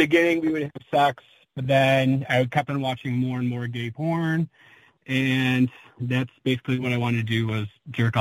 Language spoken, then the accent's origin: English; Dearborn, Michigan, United States; I'm from Dearborn, Michigan, which is the suburbs of Detroit. Born and raised, and I'm still here now.